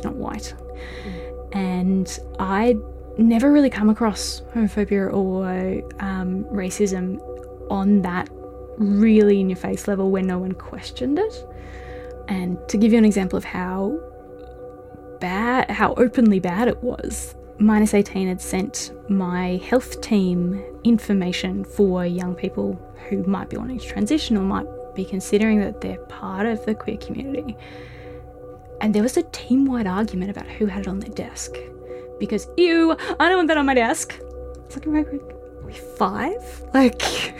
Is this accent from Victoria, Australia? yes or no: yes; Melbourne, Victoria, Australia; moved away as an adult; also born or lived in Hamilton / Daylesford; now in Ballarat, Australia; I grew up in Melbourne, and I moved out here